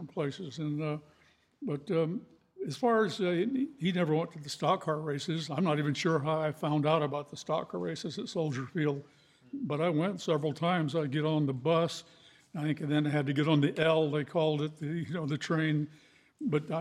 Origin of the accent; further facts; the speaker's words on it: Baldwin Park, California, United States; we moved to California and I grew up in Baldwin Park